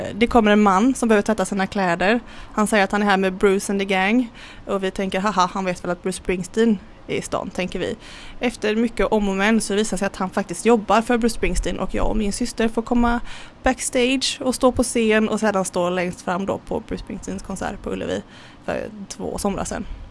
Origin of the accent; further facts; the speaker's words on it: Kullavik, Västra Götaland, Sweden; also born or lived in Gothenburg; Uppvuxen eh, vad är det, två mil utanför Göteborg i ett litet, eh, litet eh, samhälle som heter Kullavik.